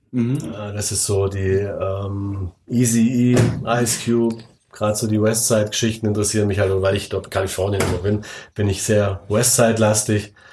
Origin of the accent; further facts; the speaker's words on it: Baden-Württemberg, Germany; Wenn du mich als Schwabe frägst